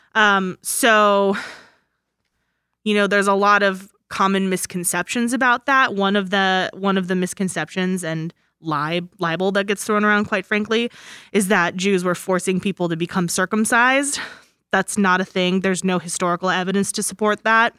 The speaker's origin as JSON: {"language": "English", "country": "United States", "said": "I'm an American"}